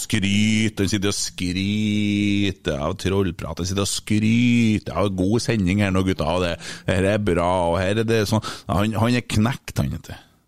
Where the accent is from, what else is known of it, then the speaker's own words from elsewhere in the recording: Trøndelag, Norway; jeg er fra Ørlandet.